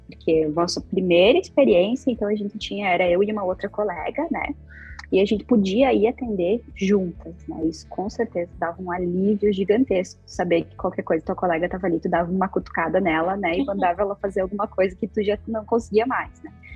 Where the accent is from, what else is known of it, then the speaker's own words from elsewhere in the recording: Ibiraiaras, Rio Grande do Sul, Brazil; moved away as an adult; also born or lived in Passo Fundo; now in Porto Alegre, Brazil; morava no interior, morava numa cidade chamada Ibiraiaras, uma cidade bem pequenininha que quase nunca ninguém ouviu falar. Mas, então, eu, tenho, eu me mudei aqui para Porto Alegre há algum tempo e agora eu moro aqui.